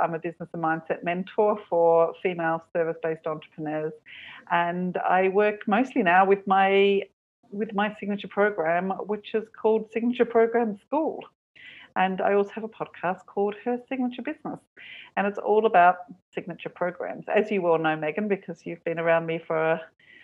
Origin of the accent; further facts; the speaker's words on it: Perth, Western Australia, Australia; moved away as an adult; also born or lived in Sydney, Australia; now in Cork, Ireland; My hometown was Perth, 3,000 miles away